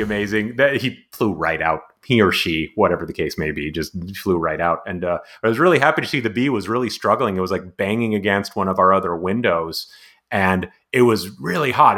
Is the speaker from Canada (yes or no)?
yes; Montreal, Quebec, Canada; now in San Diego, United States; I'm also originally from I was born in Montreal